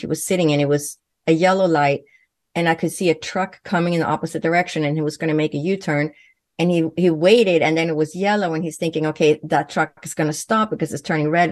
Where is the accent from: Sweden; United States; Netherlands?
Sweden; first language Swedish; English is a second language; moved away; growing up in Sweden